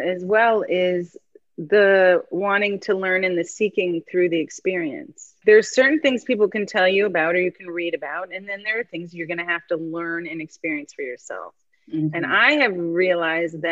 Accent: San Francisco, California, United States; growing up in San Francisco in the 80s

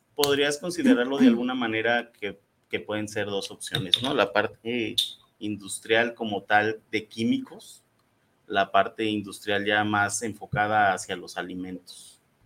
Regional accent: Irapuato, Guanajuato, Mexico; yo también soy de Irapuato

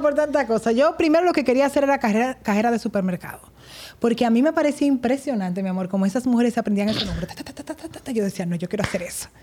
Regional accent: Santo Domingo, Distrito Nacional, Dominican Republic; Nací aquí en Santo Domingo

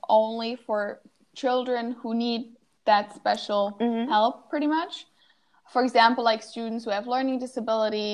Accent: Wuppertal, North Rhine-Westphalia, Germany; I'm from Wuppertal. It's Wuppertal. And like close, not necessarily close, but it's like in the west of Germany.

